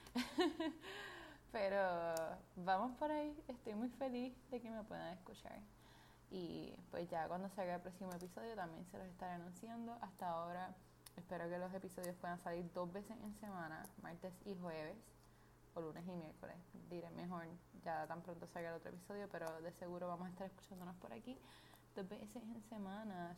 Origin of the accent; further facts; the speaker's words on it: Puerto Rico; soy puertorriqueña